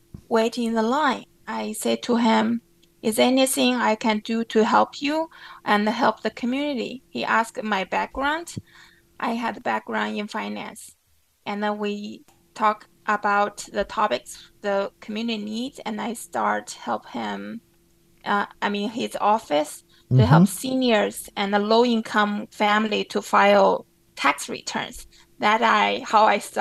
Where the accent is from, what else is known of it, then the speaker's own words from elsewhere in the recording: Baipu, China; English is a second language; moved away as an adult; also born or lived in Oswego, New York; now in New York City, United States; I was grew up in China. I grew up in a very small town named Baipu. It's only 60,000 people there. It's 1.5 hours away from Shanghai.